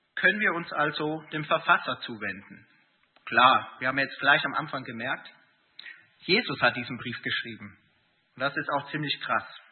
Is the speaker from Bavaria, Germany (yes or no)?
yes; Erding, Bavaria, Germany; moved away as an adult; also born or lived in Gießen; Ich bin in Erding aufgewachsen, äh, habe dann in Gießen studiert